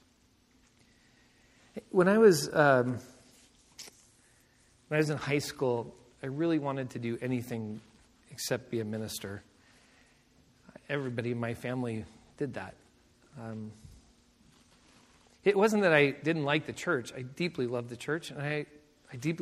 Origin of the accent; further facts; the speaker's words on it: Seattle, Washington, United States; I grew up in Seattle